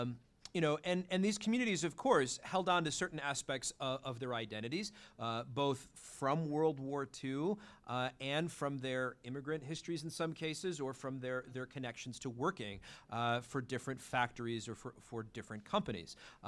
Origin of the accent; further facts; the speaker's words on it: Brookfield, Illinois, United States; I am from Brookfield, Illinois. I'm sure some of you have been to our zoo.